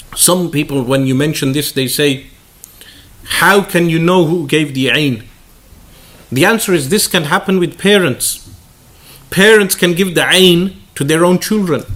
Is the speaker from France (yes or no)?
no; United Kingdom; me being a British boy, not being raised in Pakistan